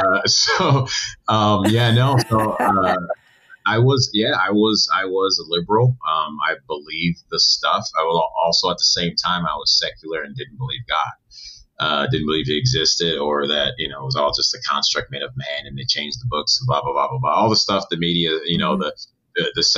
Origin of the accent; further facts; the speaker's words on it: Evanston, Illinois, United States; moved away as an adult; also born or lived in Rochester, New York; now in Los Angeles, United States; I grew up outside of Chicago in Evanston, Illinois. I was born in upstate New York, Rochester. Moved out here in 2004